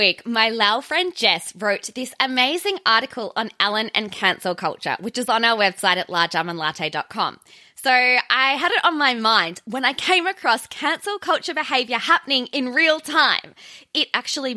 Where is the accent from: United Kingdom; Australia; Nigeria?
Australia; I'm Australian, I'm a bogan